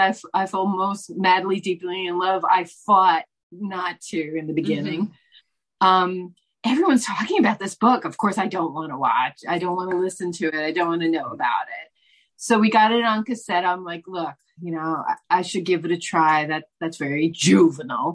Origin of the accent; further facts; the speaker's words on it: New York City, New York, United States; I grew up in Manhattan